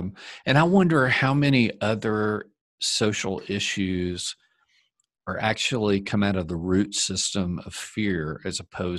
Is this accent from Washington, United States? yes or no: no; Arkansas, United States; now in Colorado Springs, United States; I was raised in the South, and I mean, I can tell you, I came up around a pretty kind of soft racist culture in my family. And it was something that once I moved out of Arkansas, it was something I just felt free.